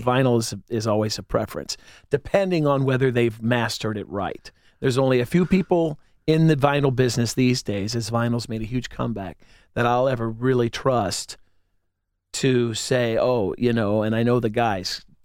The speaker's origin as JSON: {"language": "English", "town": "Whitehall", "region": "Ohio", "country": "United States", "tie": "born or raised there", "also_born_or_lived": "Clintonville, Columbus", "said": "I grew up in Whitehall"}